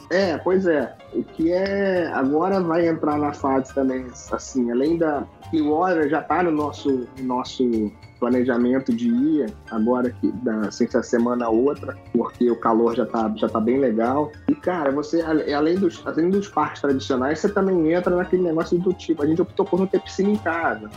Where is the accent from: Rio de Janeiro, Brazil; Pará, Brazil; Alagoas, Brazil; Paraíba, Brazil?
Rio de Janeiro, Brazil; Petrópolis; moved away as an adult; also born or lived in Barra da Tijuca, Rio de Janeiro; now in Orlando, United States; Fui criado na Serra, em Itaipava